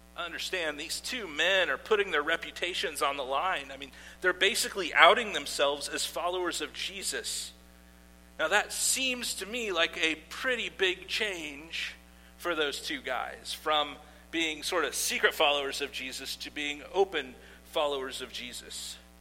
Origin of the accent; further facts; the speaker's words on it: Iowa, United States; I grew up in Iowa